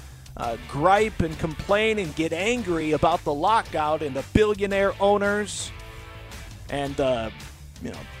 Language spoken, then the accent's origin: English; Michigan, United States; as a young man growing up in Michigan